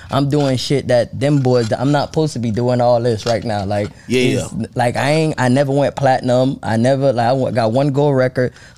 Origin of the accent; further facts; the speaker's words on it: Haiti; now in United States; I was born in Haiti. Then I came here.